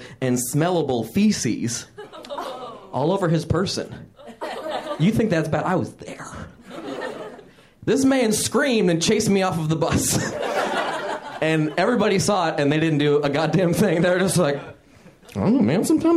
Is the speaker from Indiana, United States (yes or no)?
yes; Fort Wayne, Indiana, United States; I grew up in a place called Fort Wayne, Indiana.